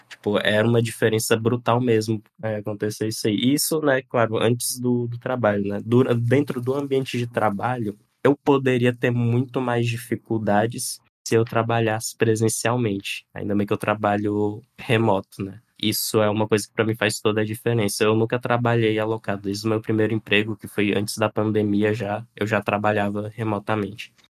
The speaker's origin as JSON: {"language": "Portuguese", "region": "Piauí", "country": "Brazil", "said": "tenho 26 anos, sou do Piauí"}